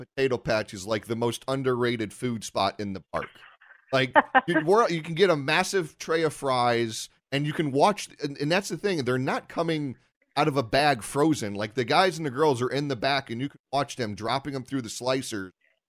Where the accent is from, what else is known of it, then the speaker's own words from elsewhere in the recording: Bristol, Connecticut, United States; We grew up in Bristol.